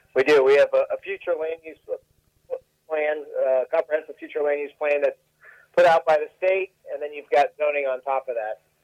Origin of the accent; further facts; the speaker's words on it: Tampa, Florida, United States; I grew up right here in Tampa